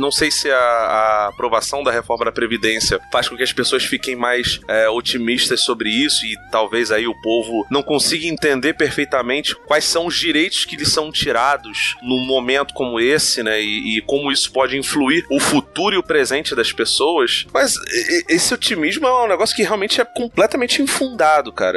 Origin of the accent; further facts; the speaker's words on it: Brazil; A gente é brasileiro